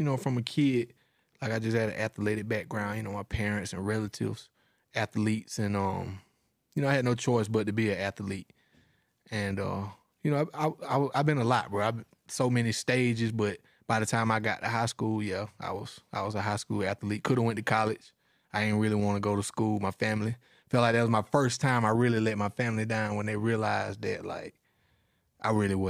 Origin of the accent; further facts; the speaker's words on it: Forsyth, Georgia, United States; I'm from Monroe County, Forsyth, Georgia, you know what I'm saying? Like, close to Macon, Georgia.